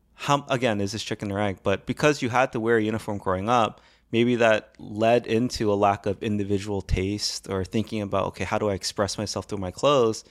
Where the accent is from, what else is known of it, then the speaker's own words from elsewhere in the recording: United States; now in Korea; as an American